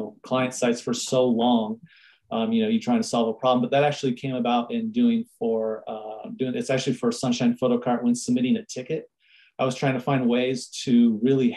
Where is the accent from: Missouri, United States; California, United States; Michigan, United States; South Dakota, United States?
California, United States; San Diego; moved away as an adult; now in Fort Collins, United States; I was born and raised in San Diego. And then in 2007, I moved from San Diego to Fort Collins, Colorado